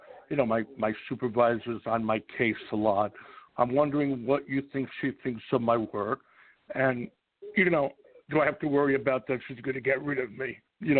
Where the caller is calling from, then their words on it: Springfield, New Jersey, United States; I'm calling from Springfield, New Jersey.